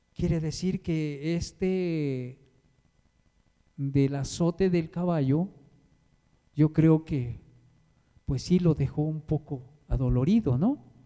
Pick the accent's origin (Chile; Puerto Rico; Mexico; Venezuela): Mexico; yo soy de allá de Cuchoacán